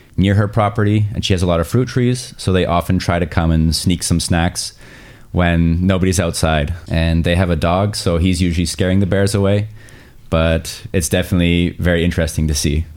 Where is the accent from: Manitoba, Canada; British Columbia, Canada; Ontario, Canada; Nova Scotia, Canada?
Ontario, Canada; born or raised there; moved away as an adult; now in Graz, Austria